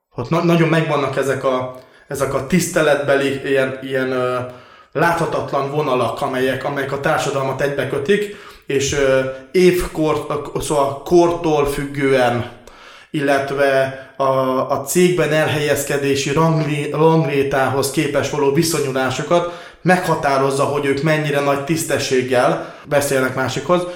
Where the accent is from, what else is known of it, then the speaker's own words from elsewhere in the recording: Transcarpathia, Zakarpattia Oblast, Ukraine; én Kárpátalján születtem